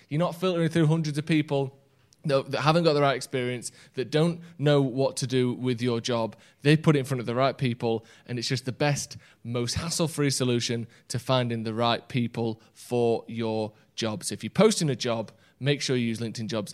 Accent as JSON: {"language": "English", "region": "England", "country": "United Kingdom", "tie": "born or raised there", "said": "I've lived here on my life"}